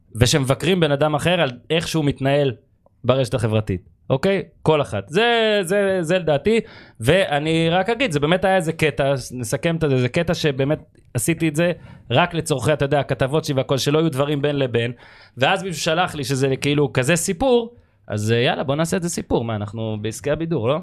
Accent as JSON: {"language": "Hebrew", "region": "Northern District", "country": "Israel", "said": "אנחנו מהצפון"}